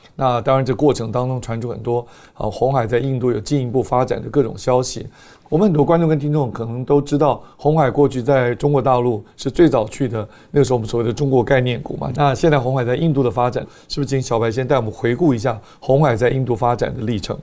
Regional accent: Taiwan; 我们在台湾长大，台湾是算相当的平等的一个社会

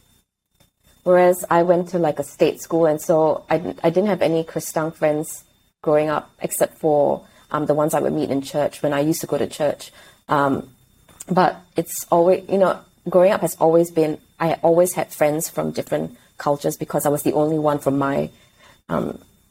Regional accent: Singapore; moved away as an adult; now in Australia; I was born in Singapore, but I now live in Australia.

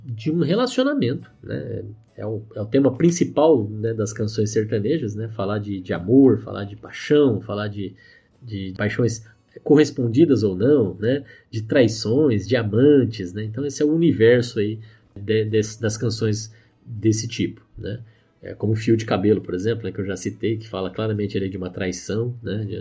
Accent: Aparecida do Taboado, Mato Grosso do Sul, Brazil; a cidade Aparecida do Taboato, que na verdade hoje fica em Mato Grosso do Sul, que é a terra onde eu cresci

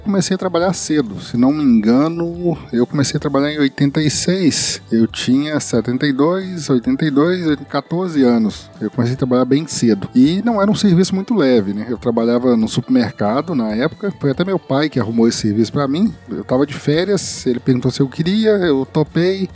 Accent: Sete Lagoas, Minas Gerais, Brazil; moved away; Eu nasci e agora resido novamente em Sete Lagoas, Minas Gerais. Nasci aqui em 72, 1972.

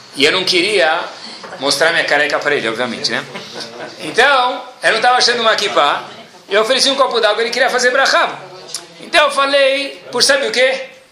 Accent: Brazil; a gente mora no país do arroz e feijão

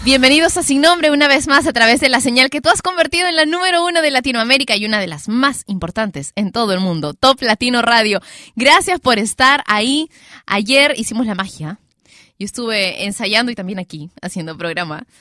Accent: Peru; acá en mi, en mi país, Perú

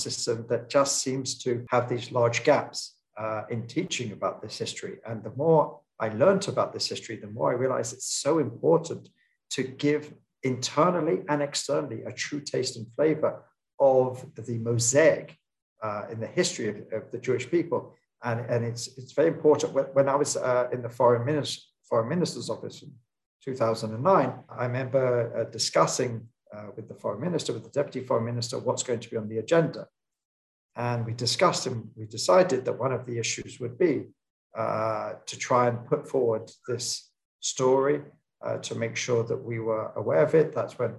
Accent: London, United Kingdom; moved away as an adult; now in Israel; growing up in London, growing up in a Jewish educational system

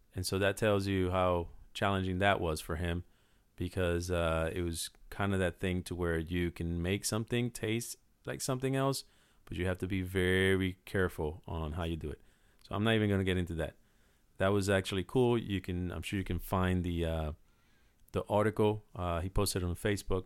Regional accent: Puerto Rico; when I was growing up in Puerto Rico

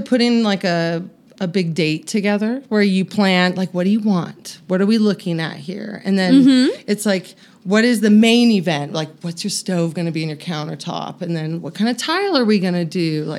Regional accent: Northern California, United States; moved away; I grew up in Northern California, so we didn't get a lot of snow in the valley.

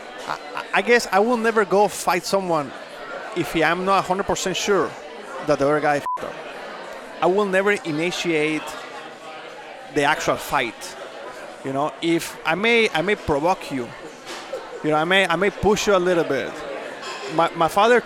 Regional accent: Mexico; English is a second language; moved away as an adult; now in United States; I was born and raised in Mexico. I didn't learn English.

